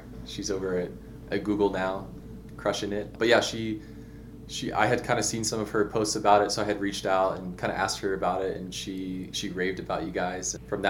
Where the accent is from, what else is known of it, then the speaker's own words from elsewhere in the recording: Houston, Texas, United States; moved away as an adult; also born or lived in Colorado Springs / Biloxi / Washington; I grew up in Houston, Texas, kind of in the suburbs.